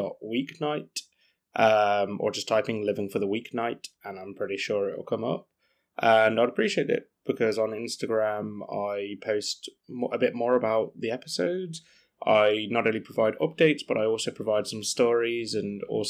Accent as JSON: {"language": "English", "region": "England", "country": "United Kingdom", "said": "as true English people"}